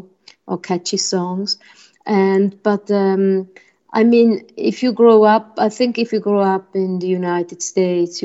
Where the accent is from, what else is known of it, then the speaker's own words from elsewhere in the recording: Switzerland; English is a second language; living here, we grew up with the chansonnier from France, with cantatore from Italy. And that's why in Switzerland